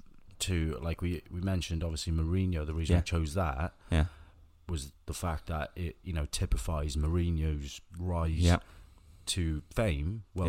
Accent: Wales, United Kingdom; I'm Welsh, mate, and everything

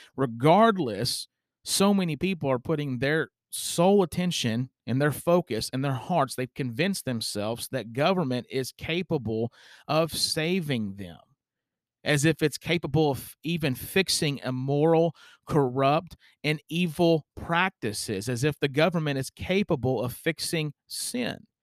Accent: United States; as an American citizen

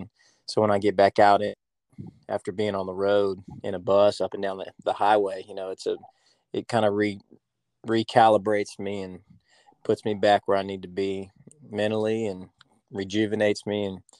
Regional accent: Virginia, United States; moved away as an adult; now in Nashville, United States; Yeah, man, I'm from Virginia, between the ocean and the mountains.

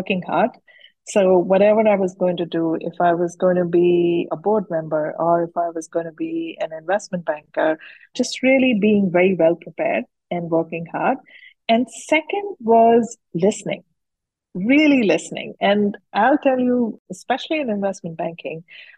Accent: Udaipur, Rajasthan, India; I grew up in Udaipur, which is a small town in Rajasthan.

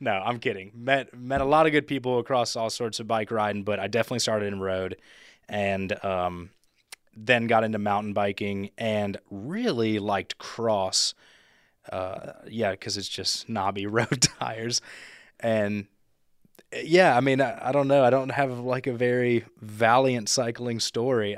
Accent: Memphis, Tennessee, United States; now in Chattanooga, United States; I'm from Memphis, so we didn't have any mountains

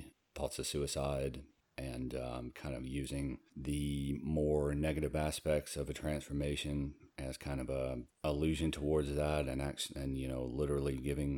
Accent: Southeast, United States; I'm from the Southeast.

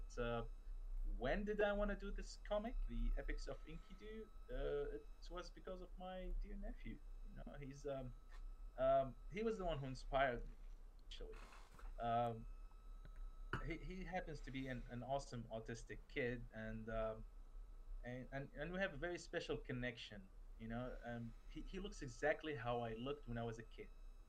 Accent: Nasiriyah, Dhi Qar, Iraq; also born or lived in Kuwait; I'm actually originally from Iraq. From the city of Nasiriyah, where the story, the oldest story found in human history, the Epic of Gilgamesh, actually took place.

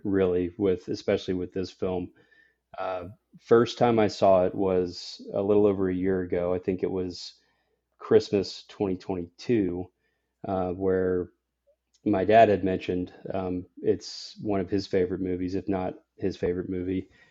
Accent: Nashville, Tennessee, United States; I'm from Nashville, Tennessee, uh, where I'm, you know, speaking with you guys from, uh, today, uh, born and raised here

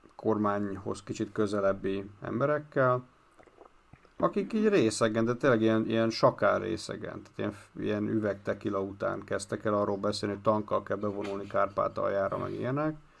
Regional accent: Hungary

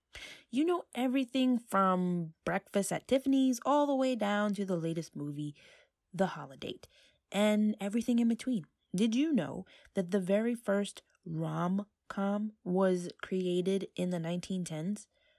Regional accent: New York, United States; I talk about TV shows I love, music I enjoy, movies in their vastness, being a New Yorker, and much, much more.

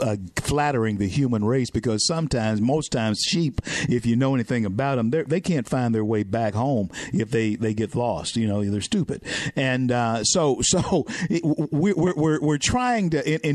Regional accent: Louisiana, United States; I'm from Louisiana

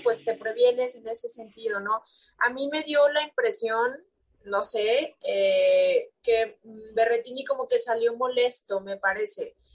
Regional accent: Mexico; yo como mexicana

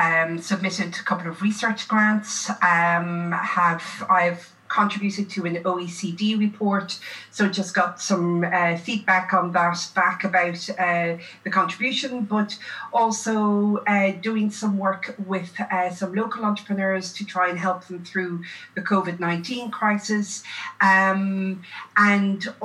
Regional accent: Ireland; moved away as an adult; also born or lived in Limerick, Ireland / Melbourne, Australia; now in Australia; I'm originally Irish.

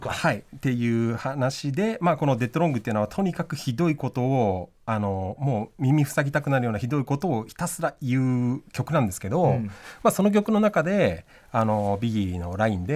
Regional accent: Tokyo, Japan; 東京の板橋区っていうとこ出身なんですけど、はい、と自転車で池袋に行け行けるので、

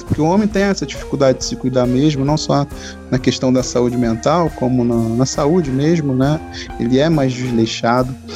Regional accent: Rio de Janeiro, Brazil; accent: carioca, S chiado; mesmo sendo carioca, falando com S carregado, chiado, né, de mesmo, nós, é, carioca suburbano, ou seja, da Zona Norte

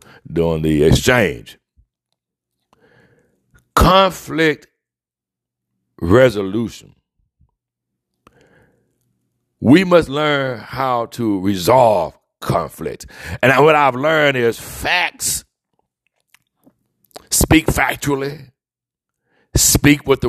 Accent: Mobile, Alabama, United States; growing up in the deep south where I was raised in Mobile, Alabama

